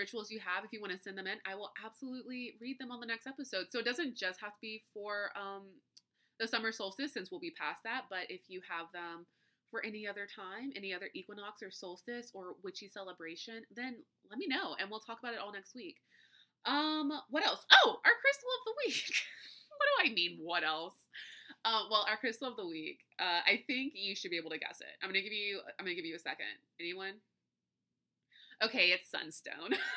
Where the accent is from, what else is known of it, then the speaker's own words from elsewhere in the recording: Louisiana, United States; I'm from Louisiana